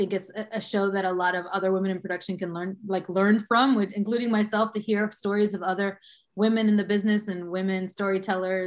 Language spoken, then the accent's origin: English; Boston, Massachusetts, United States; also born or lived in Cambridge, Massachusetts / Dominican Republic; I was born here in Boston. I was born specifically in the hospital in Cambridge. And I grew up in Jamaica Plain, moved here to Jamaica Plain, Boston, I believe I was in the second grade.